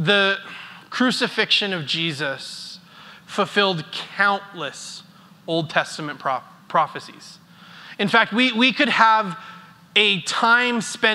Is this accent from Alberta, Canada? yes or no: yes; Airdrie, Alberta, Canada; as a kid growing up in Airdrie